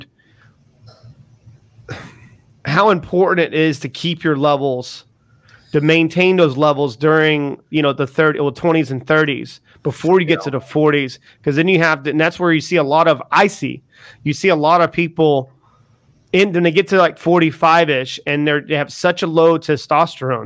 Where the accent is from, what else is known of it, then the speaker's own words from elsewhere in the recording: the South, United States; moved away as an adult; now in United Kingdom; I'm from the South too